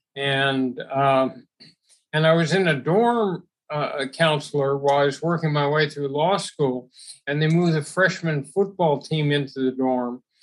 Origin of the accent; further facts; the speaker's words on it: Los Angeles, California, United States; growing up in Los Angeles